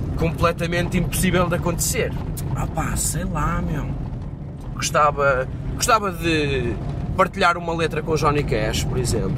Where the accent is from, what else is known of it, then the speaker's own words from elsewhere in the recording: Madeira, Portugal; moved away; minha terra, em Seja na Madeira